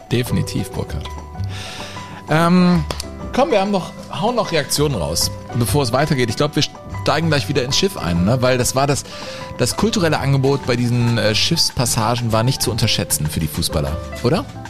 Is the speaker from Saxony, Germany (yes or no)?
no; Cologne, North Rhine-Westphalia, Germany; ich bin am Rhein groß geworden